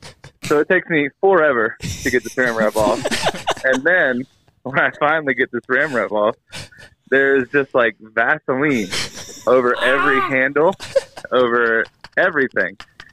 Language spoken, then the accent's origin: English; Delaware, United States; moved away as an adult; now in Pueblo, United States; I live in Pueblo, Colorado. I'm from Delaware. I'm out here helping my father-in-law for the church, Mesa Bible Church